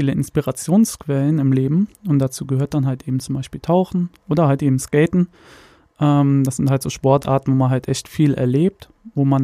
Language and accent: German; Koblenz, Rhineland-Palatinate, Germany; now in Sankt Augustin, Germany; ich komme aus St. Augustin, ursprünglich aber aus Koblenz. Äh, mich hat es vor vier Jahren hierhin verschlagen